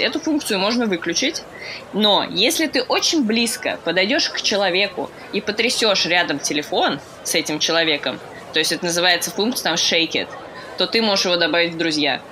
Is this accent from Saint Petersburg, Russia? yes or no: no; Moscow, Russia; moved away as an adult; now in London, United Kingdom; я родилась в Москве, обожаю Москву